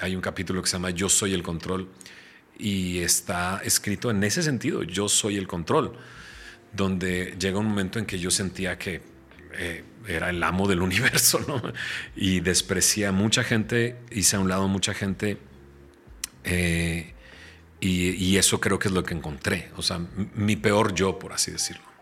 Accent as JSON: {"language": "Spanish", "town": "San Pedro Garza García", "region": "Nuevo León", "country": "Mexico", "tie": "born or raised there", "moved": "yes", "said": "yo soy de Monterrey, soy de San Pedro. Mis papás, eh, uno, mi papá es de Marín, mi mamá es de Cadreita. O sea, vienen del rancho a la ciudad de Monterrey eh, se instalan en San Pedro, ahí forman su familia"}